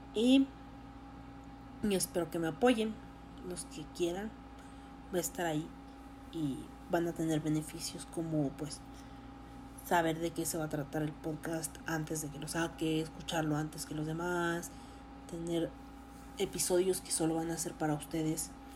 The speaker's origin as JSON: {"language": "Spanish", "country": "Mexico", "said": "como mexicana que soy"}